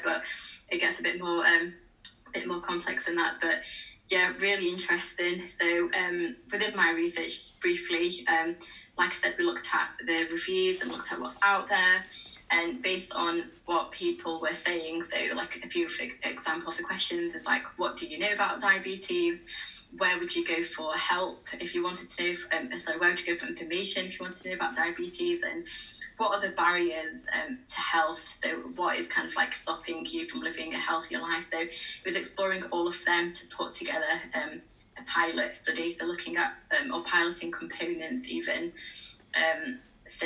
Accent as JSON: {"language": "English", "region": "England", "country": "United Kingdom", "tie": "born or raised there", "said": "I was born and raised in England, but my Arab, like my ethnic groups are Arab."}